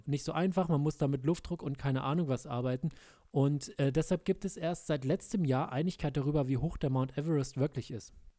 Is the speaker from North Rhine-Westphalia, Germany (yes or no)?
no; rural Lower Saxony, Germany; moved away; in meiner alten Heimat im niedersächsischen äh, ländlichen Bereich von Niedersachsen